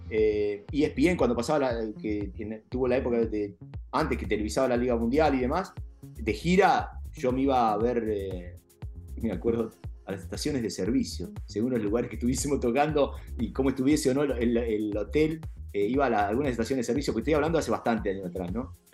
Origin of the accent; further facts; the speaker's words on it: Junín, Buenos Aires Province, Argentina; yo soy nacido en Junín